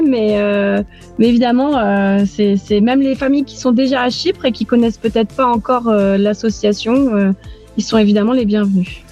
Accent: Aix-en-Provence, Provence-Alpes-Côte d'Azur, France; moved away as an adult; also born or lived in Beirut, Lebanon; now in Nicosia, Cyprus; Je suis d'Aix-en-Provence, du sud de la France, au pays des cigales

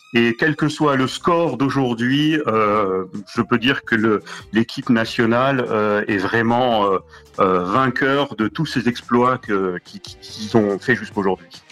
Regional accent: Marrakesh, Marrakesh-Safi, Morocco; also born or lived in Casablanca; je suis né à Casablanca, à l'époque de la Marche Verte, en soixante-quinze, et, euh, je suis à Marrakech depuis quatre-vingt-un

